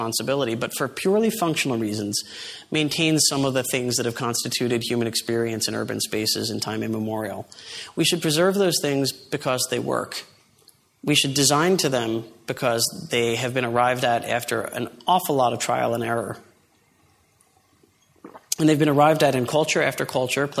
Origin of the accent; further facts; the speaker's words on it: New York City, New York, United States; my hometown, New York City